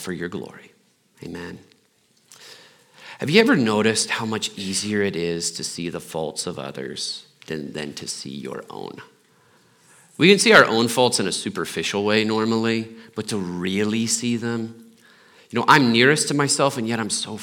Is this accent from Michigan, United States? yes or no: no; Muncie, Indiana, United States; now in Littleton, United States; I'm from Indiana